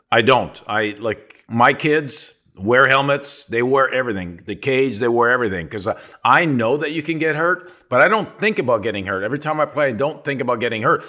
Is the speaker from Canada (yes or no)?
yes; Sudbury, Ontario, Canada; moved away as an adult; I'm from Sudbury, Ontario